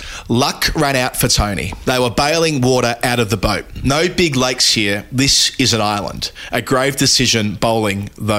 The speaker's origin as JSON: {"language": "English", "town": "Dandenong", "region": "Victoria", "country": "Australia", "tie": "born or raised there", "said": "I grew up in Dandenong West."}